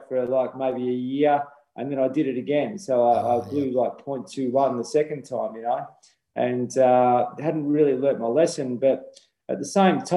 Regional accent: Horsham, Victoria, Australia; I was born in Horsham in country Victoria.

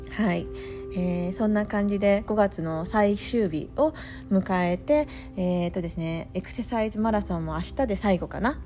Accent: Japan; moved away as an adult; now in Florida, United States; 私はあの田舎で育っていた

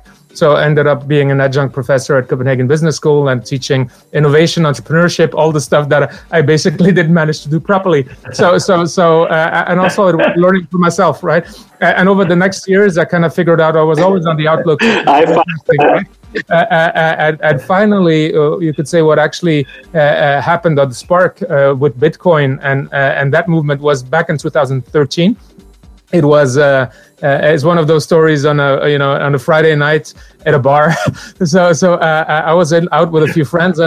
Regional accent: Morocco; moved away; also born or lived in Benin; I grew up in Morocco

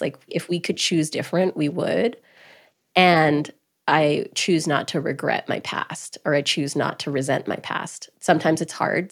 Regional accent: Grande Prairie, Alberta, Canada; moved away; also born or lived in New York; I was born and raised in Grand Prairie, Alberta

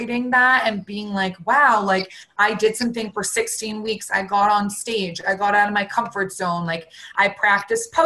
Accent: Boston, Massachusetts, United States; I grew up in Boston

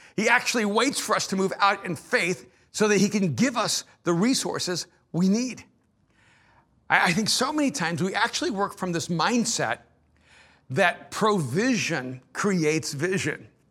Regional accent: El Salvador; moved away; I'm an immigrant from El Salvador

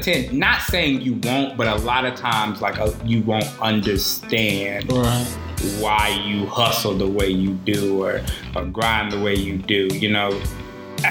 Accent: Alabama, United States; I'm from Alabama as well

